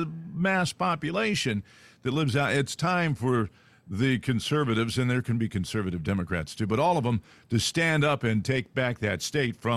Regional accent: San Joaquin Valley, California, United States; moved away; I grew up there. I grew up in the San Joaquin Valley, the gateway to the Sequoias.

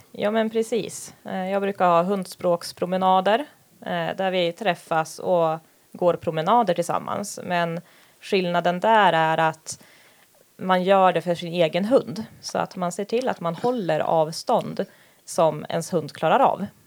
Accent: Härnösand, Västernorrland County, Sweden; jag är uppvuxen här

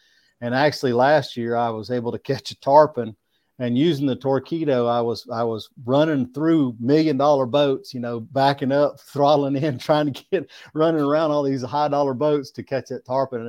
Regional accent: Smiths Station, Alabama, United States; I'm telling you, I'm from Smith's, Alabama. We call it UCLA, the upper corner of lower Alabama.

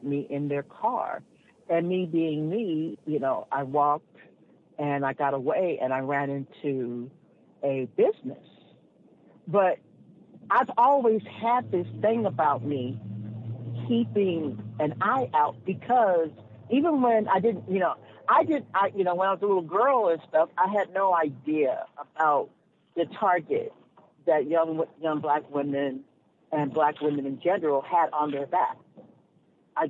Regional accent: Los Angeles, California, United States; now in Encino, United States; I grew up in South

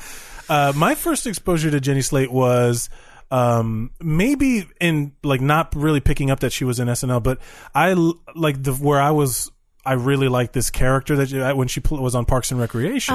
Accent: Miami, Florida, United States; now in New York, United States; I'm from Miami where everyone has cocaine and Cuban coffee

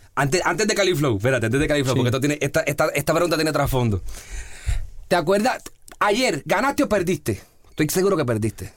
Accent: Puerto Rico; yo soy de Puerto Rico

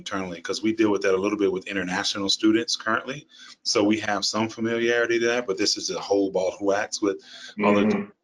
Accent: Memphis, Tennessee, United States; moved away as an adult; also born or lived in Texas / Boston, Massachusetts; now in New Orleans, United States; I'm from Memphis originally

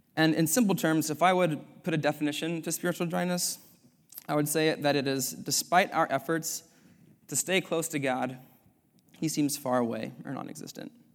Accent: Sacramento, California, United States; moved away as an adult; now in Culver City, United States; I'm from Sacramento, California

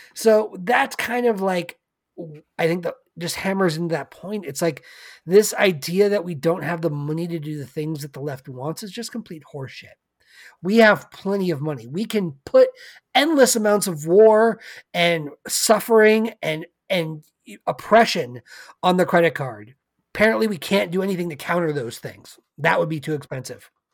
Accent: California, United States

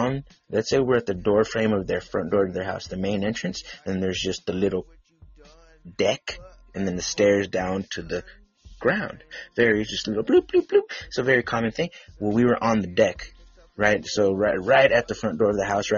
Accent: California, United States; I'm from California

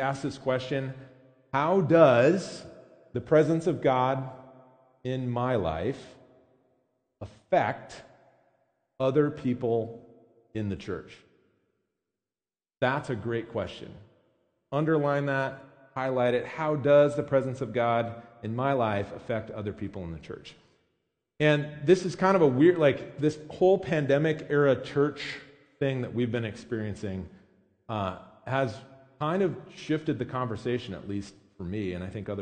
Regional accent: United States; as American Christians

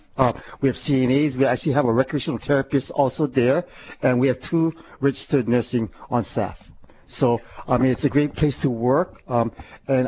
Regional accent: Honolulu, Hawaii, United States; I was born and raised in Honolulu

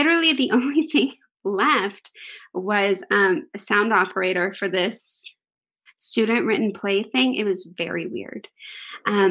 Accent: Texas, United States; I am from Texas

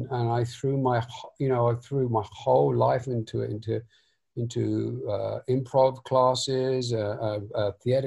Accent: London, United Kingdom; I was raised in North London

